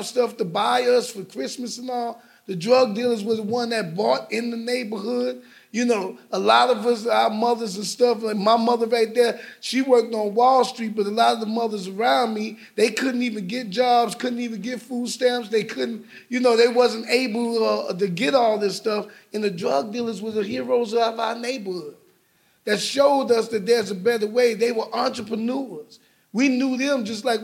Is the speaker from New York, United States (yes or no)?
yes; New York City, New York, United States; I'm growing up in Brooklyn, New York